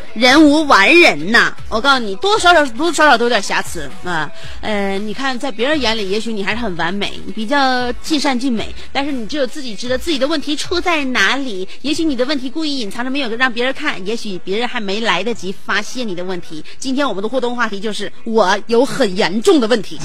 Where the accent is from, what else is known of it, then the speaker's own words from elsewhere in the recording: Shenyang, Liaoning, China; 我们沈阳人很忙